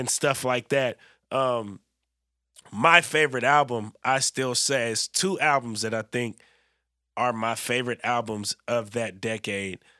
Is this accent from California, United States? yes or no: yes; Bay Area, California, United States; I'm from the Bay Area